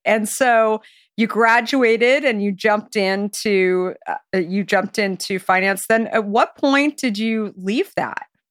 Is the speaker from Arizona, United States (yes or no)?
yes; Arizona, United States; I grew up in Arizona